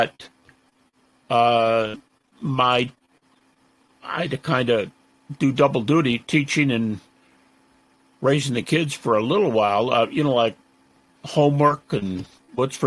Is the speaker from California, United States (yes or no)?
no; Detroit, Michigan, United States; I'm from Detroit, and I was raised in my youngest years in the Methodist Church, but my folks moved.